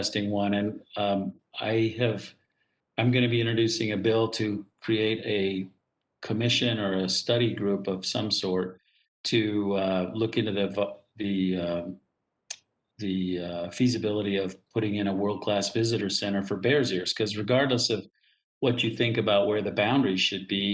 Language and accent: English; Utah, United States; moved away as an adult; also born or lived in Washington, D.C. / Portland, Oregon; Those are my red rocks down there. Those are my people there.